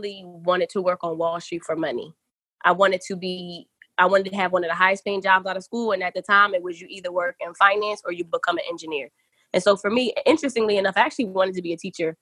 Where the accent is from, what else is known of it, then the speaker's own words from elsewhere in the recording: Philadelphia, Pennsylvania, United States; moved away as an adult; I'm from Philly